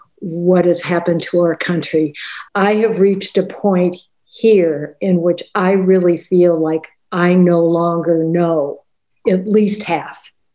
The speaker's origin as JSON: {"language": "English", "region": "Wisconsin", "country": "United States", "tie": "born or raised there", "also_born_or_lived": "California", "moved": "yes", "lives_now": "London, United Kingdom", "said": "I've been here in London for 3 years. I grew up in Wisconsin, but most recently lived in California"}